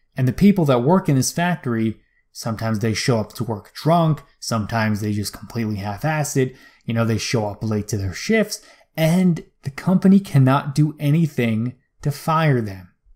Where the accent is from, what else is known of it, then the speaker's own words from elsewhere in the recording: United States; as an American man